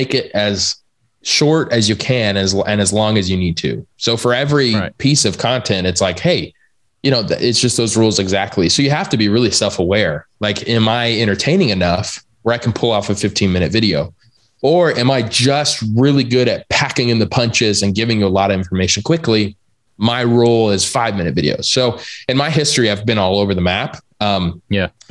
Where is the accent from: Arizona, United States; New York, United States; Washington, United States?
Arizona, United States; I'm from Arizona. So like, I don't even know what a frozen lake is